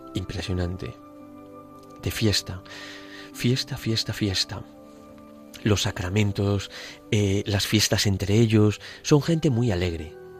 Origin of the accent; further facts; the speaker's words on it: Spain; moved away as an adult; also born or lived in Brazilian Amazon; now in Brazil; aquí, gracias a Dios, en España